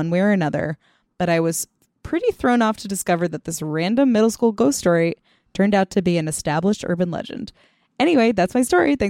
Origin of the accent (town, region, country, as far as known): India; born or raised there; now in United States